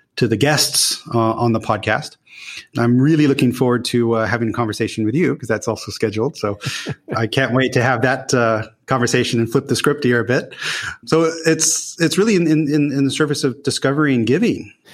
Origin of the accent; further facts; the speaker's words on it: Newport Beach, California, United States; moved away as an adult; also born or lived in Los Angeles / Utah; now in Netherlands; I grew up really on the West Coast, so formidable years in Newport Beach in Orange County.